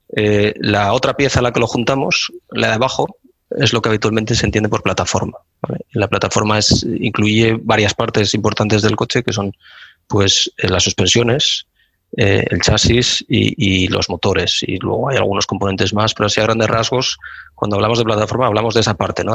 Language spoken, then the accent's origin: Spanish; Gijón, Asturias, Spain; moved away as an adult; also born or lived in Barcelona; nací y me crié en Gijón, como dices, al el barrio de la Arena